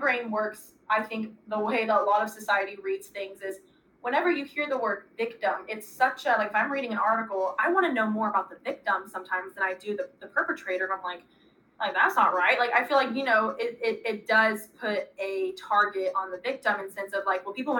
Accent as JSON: {"language": "English", "region": "Arkansas", "country": "United States", "said": "I'm from Arkansas, so"}